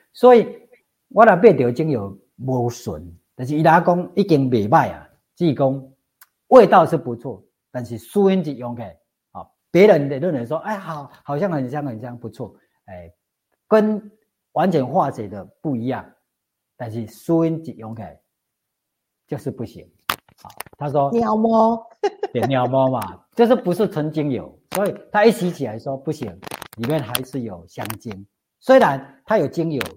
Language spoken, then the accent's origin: Chinese; Zhongpu, Chiayi County, Taiwan; 我老家是中埔乡